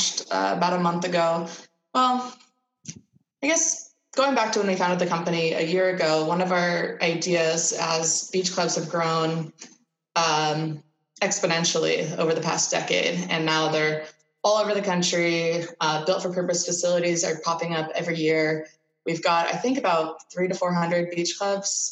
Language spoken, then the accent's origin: English; Santa Cruz, California, United States; I grew up in Santa Cruz